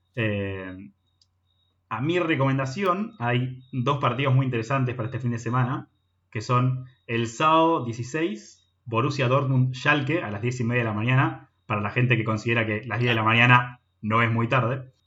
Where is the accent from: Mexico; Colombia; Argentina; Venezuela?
Argentina; somos argentinos